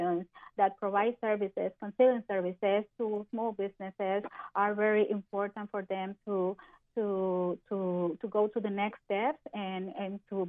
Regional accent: Puerto Rico; moved away as an adult; now in Orlando, United States; I was born in Puerto Rico, so I'm Puerto Rican. I'm a Hispanic lady, and most of my life I live in Puerto Rico, so I just came here and moved to Orlando just a few years ago

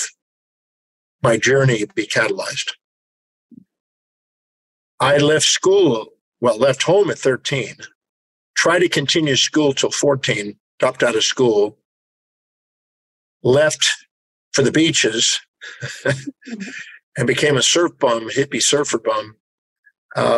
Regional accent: Houston, Texas, United States; I was born in Houston, Texas in 1954

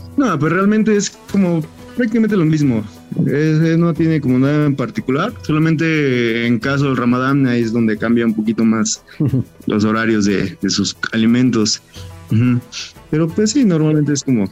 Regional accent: Mexico

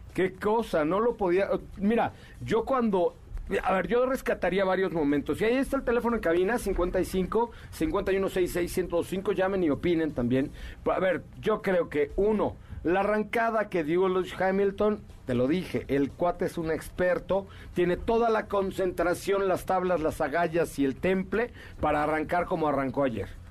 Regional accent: Mexico; como mexicano

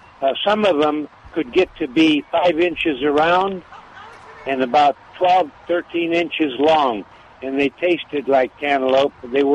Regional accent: Nebraska, United States; now in San Antonio, United States; I was born in Nebraska.

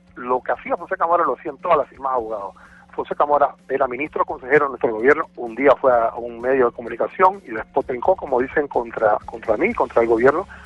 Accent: Panama; Yo soy el único panameño

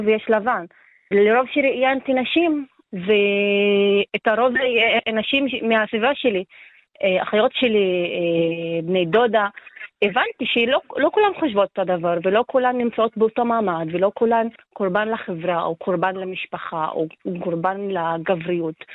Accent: Acre, Northern District, Israel; אני מעכו

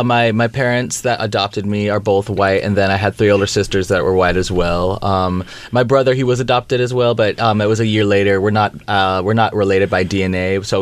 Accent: Estes Park, Colorado, United States; moved away as an adult; also born or lived in Georgetown, Texas; now in Los Angeles, United States; I actually was born in Texas originally, but I grew up in Colorado, and then I moved out here in 2010 and have been here ever since. So this is home.

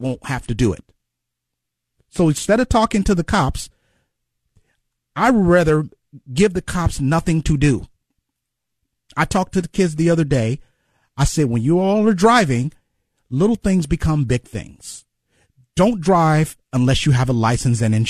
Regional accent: Cleveland, Ohio, United States; also born or lived in Chicago; I grew up in Glenville my whole life.

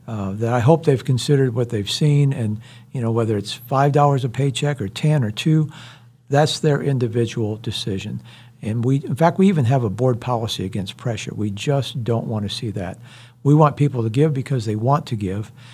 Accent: Iowa, United States; moved away as an adult; also born or lived in Houston, Texas; now in Wichita, United States; I grew up in Iowa

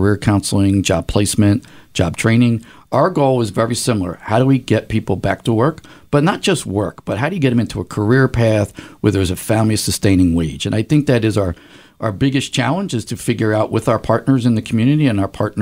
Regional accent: Philadelphia, Pennsylvania, United States; I grew up in South Philly with my dad and mom

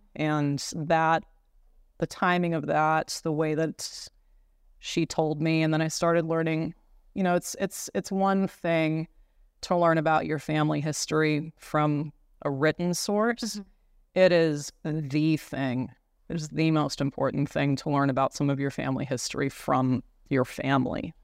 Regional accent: Browning, Montana, United States; also born or lived in East Glacier, Montana; I grew up on the Blackfeet Reservation

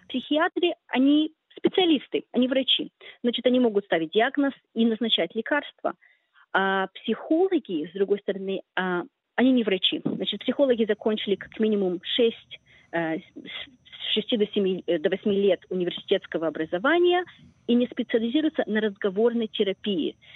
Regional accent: Israel; moved away as an adult; also born or lived in Chisinau, Moldova; now in Australia; Я жила в Израиле 10 лет, эм, училась в школе израильской

